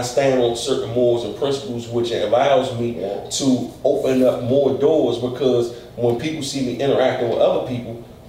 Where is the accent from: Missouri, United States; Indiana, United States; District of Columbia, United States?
District of Columbia, United States; Washington; I was raised in Washington, D.C. I was raised in Northwest. But I like to say that, man, I'm from Washington.